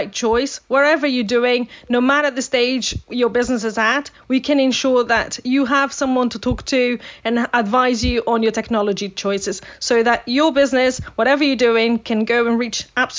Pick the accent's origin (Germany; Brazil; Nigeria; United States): Brazil; also born or lived in United Kingdom; Well, I'm a Brazilian, so...